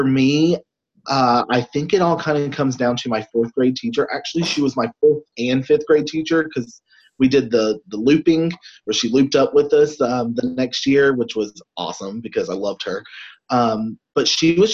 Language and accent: English; North Carolina, United States; also born or lived in Tennessee; I am actually about an hour from my hometown right now, and grew up, born and raised here, right at the beach.